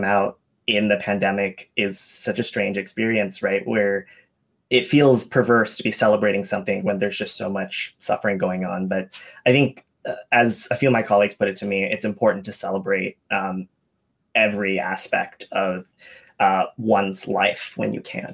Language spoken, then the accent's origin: English; Atlanta, Georgia, United States; I grew up in Atlanta